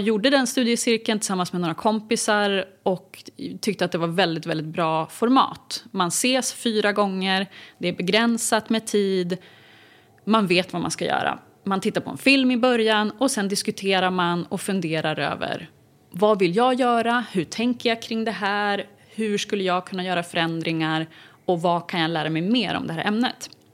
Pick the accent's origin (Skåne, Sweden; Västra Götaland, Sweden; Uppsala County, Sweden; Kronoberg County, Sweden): Uppsala County, Sweden; Uppsala; also born or lived in Mora / United States / Stockholm; Jag är född i Mora. Men jag är uppvuxen större delen av mitt liv i Uppsala.